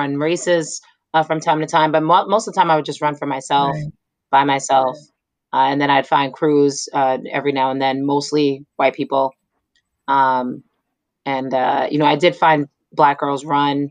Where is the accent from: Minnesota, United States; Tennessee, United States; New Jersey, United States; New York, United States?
New York, United States; New York City; moved away; I grew up in Staten Island